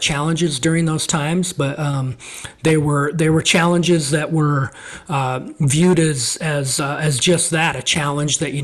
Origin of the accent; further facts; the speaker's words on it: Montana, United States; moved away as an adult; also born or lived in La Grande, Oregon; now in Oregon, United States; growing up in Montana, it's just very much an outdoor environment.